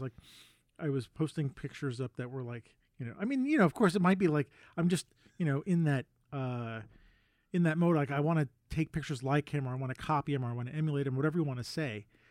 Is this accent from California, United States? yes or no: no; New York City, New York, United States; I grew up in Manhattan